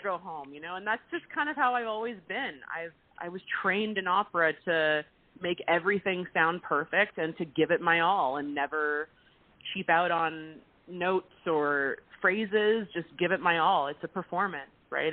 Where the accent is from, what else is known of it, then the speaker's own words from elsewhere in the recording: Vancouver, British Columbia, Canada; It's my home. It's my hometown, and there's always going to be a special place for Vancouver.